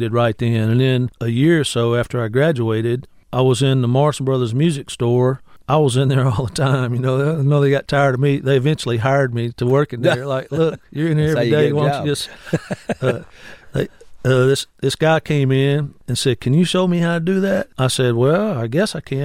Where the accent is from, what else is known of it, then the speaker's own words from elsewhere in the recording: Grenada, Mississippi, United States; moved away as an adult; now in Cleveland, United States; I was going over back to my hometown in Grenada all the time to play. Even though I lived here